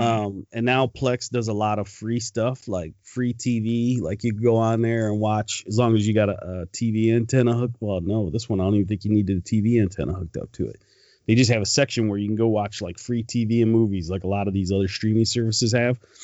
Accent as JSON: {"language": "English", "town": "Detroit", "region": "Michigan", "country": "United States", "tie": "born or raised there", "moved": "yes"}